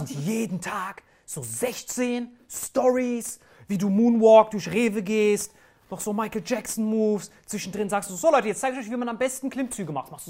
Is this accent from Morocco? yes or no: yes; Morocco; Ich als Marokkaner feier dich hart.